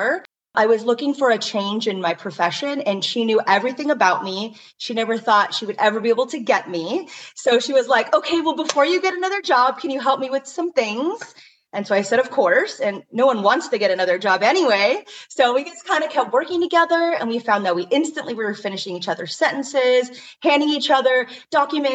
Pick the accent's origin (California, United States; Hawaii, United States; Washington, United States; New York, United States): Hawaii, United States; I am Hawaiian